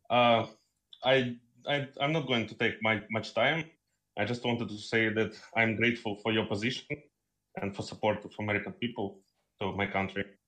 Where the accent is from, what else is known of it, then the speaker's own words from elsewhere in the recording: Kyiv, Ukraine; I'm from Kyiv